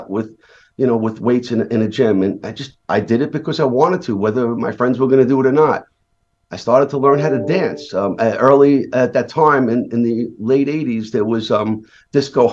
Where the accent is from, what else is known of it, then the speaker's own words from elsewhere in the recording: New York City, New York, United States; I grew up in Brooklyn, New York